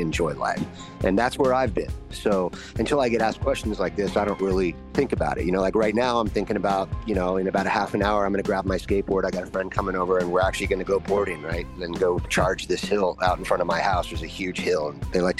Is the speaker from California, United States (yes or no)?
yes; Los Angeles, California, United States; I was raised in Studio City, Panorama City, which is like where a lot of actors and actresses lived back in the day in the 60s and the 70s